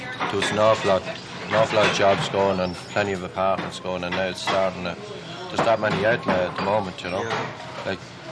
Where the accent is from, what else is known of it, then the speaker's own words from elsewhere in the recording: Ireland; moved away as an adult; now in New York, United States; my family's in Ireland